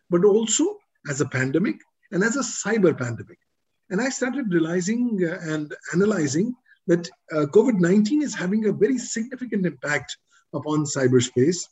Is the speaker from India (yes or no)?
yes; India; I'm from India